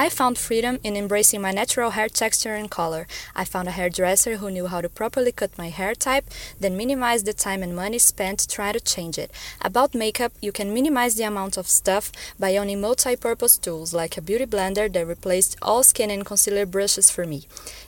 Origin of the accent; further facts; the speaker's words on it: Brazil; from Brazil